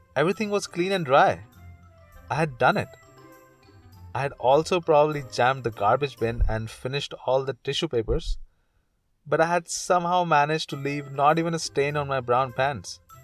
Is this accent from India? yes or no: yes; India; moved away as an adult; now in Canada; I'm from India.